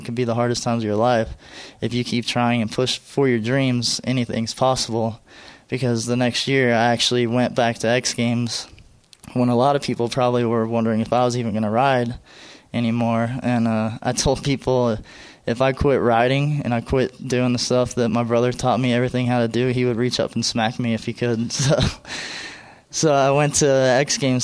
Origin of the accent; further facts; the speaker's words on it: right north of Dallas, Texas, United States; we grew up in Texas, a real close family